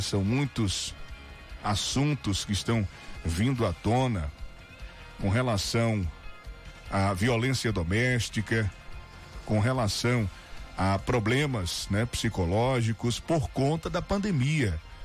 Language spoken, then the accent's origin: Portuguese; Northeast Region, Brazil; Nós somos é, é, nordestinos, fortes, trabalhadores